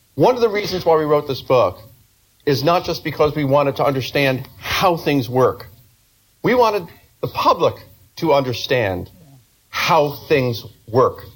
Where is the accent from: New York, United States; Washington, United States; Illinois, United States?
New York, United States; as a New Yorker